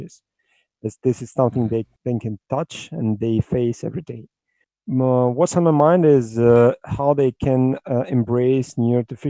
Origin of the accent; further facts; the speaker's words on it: Russia; I'm from Russia